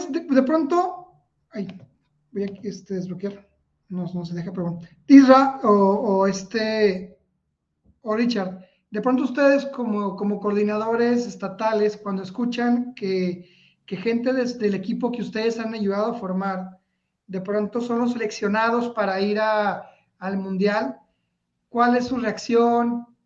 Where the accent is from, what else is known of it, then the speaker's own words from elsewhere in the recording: Mexico; Sino, bueno, soy de México.